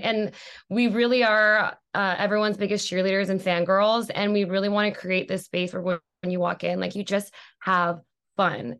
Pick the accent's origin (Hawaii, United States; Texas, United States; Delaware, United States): Hawaii, United States; moved away as an adult; also born or lived in New York; now in Los Angeles, United States; I was born and raised in Hawaii